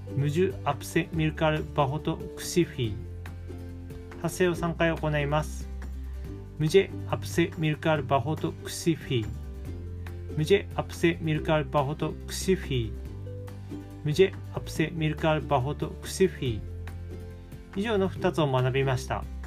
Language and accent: Japanese; Japan; ヒンディー語の知識ゼロの日本人